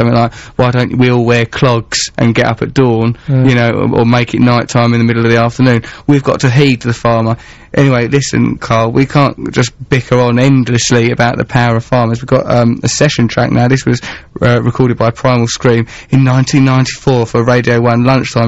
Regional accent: England, United Kingdom; I'm English

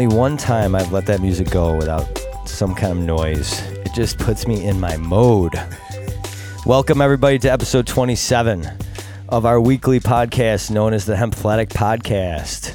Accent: Greece, New York, United States; we both grew up in the Greece, each same town

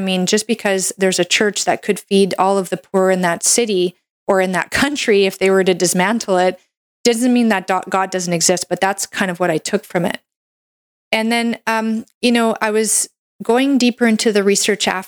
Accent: Canada; I'm a Canadian medical doctor

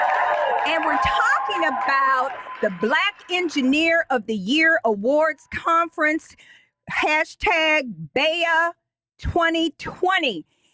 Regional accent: South Bend, Indiana, United States; I'm from the East Side of South Bend.

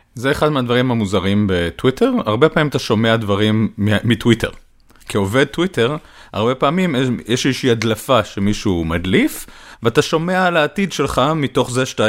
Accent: Israel; אני ישראלי

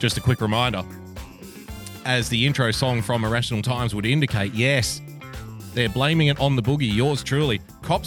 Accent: New South Wales, Australia; I'm a New South Welshman. I was born in New South Wales and I've grown up in New South Wales, but I was raised by Queenslanders

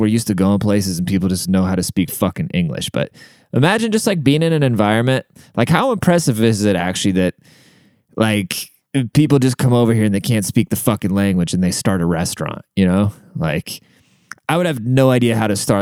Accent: United States; I can't speak neither, 'cause I'm American

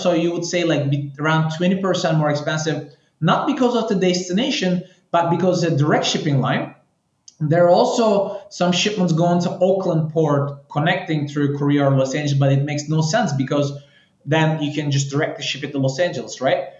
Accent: Istanbul, Turkey; moved away as an adult; also born or lived in Paris, France / China; now in Miami, United States; I'm, I'm originally from Istanbul, Turkey. Um, I left Turkey maybe like 12 years ago

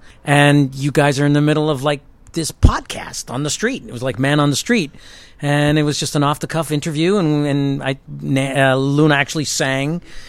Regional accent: Toronto, Ontario, Canada; moved away as an adult; also born or lived in New York; I'm from Canada.

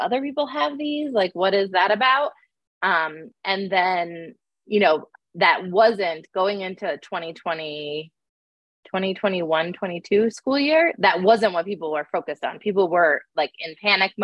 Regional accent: upstate New York, United States; moved away as an adult; also born or lived in Boston / Seattle; I grew up in upstate New York

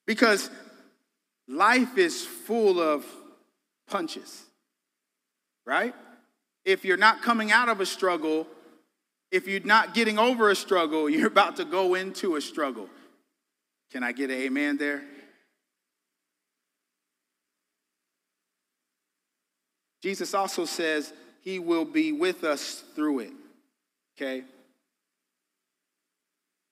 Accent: Colorado, United States; moved away as an adult; also born or lived in Dallas, Texas / Illinois; I'm from Colorado, live some in Texas, Dallas, okay, and California I frequented

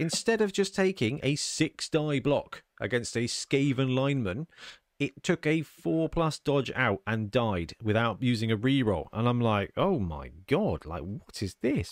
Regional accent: United Kingdom; we're British

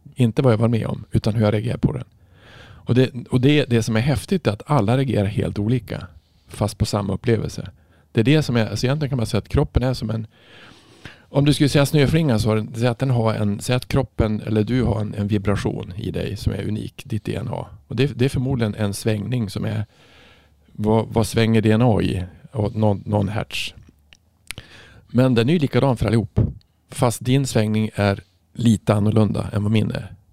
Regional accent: Norrland, Sweden; jag är från Norrland, det är mycket snö

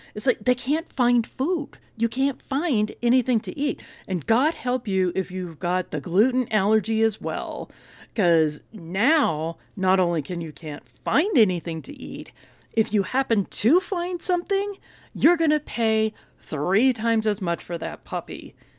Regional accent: Texas, United States; And we're from Texas

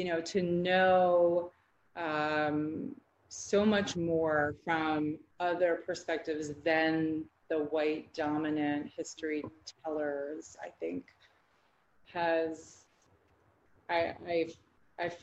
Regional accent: the North, United States; now in the South, United States; having moved to the South because I grew up in the North

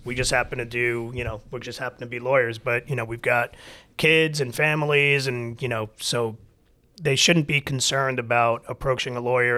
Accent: New York, United States; moved away as an adult; also born or lived in Michigan; now in Atlanta, United States; I'm born and raised in New York

